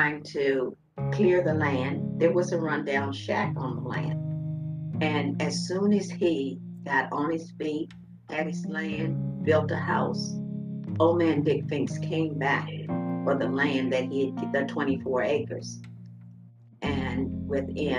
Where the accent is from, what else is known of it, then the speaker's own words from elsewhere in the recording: Front Royal, Virginia, United States; also born or lived in Culpeper, Virginia; I was born in Culpeper, Virginia. I grew up in Front Royal, Virginia